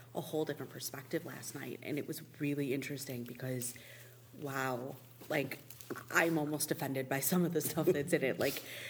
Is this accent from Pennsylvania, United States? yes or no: no; Highland Park, Illinois, United States; growing up in Highland Park